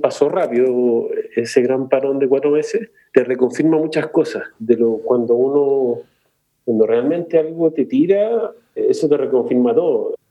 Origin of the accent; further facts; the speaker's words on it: Santiago, Santiago Metropolitan Region, Chile; yo soy de Santiago